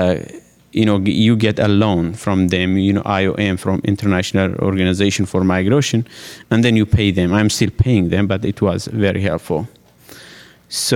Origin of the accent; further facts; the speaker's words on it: Sinjar, Nineveh, Iraq; moved away as an adult; now in Washington, D.C., United States; I'm originally from Iraq.